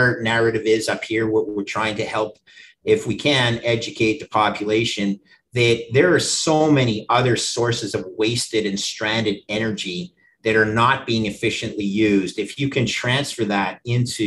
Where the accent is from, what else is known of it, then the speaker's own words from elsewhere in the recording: Canada; as a Canadian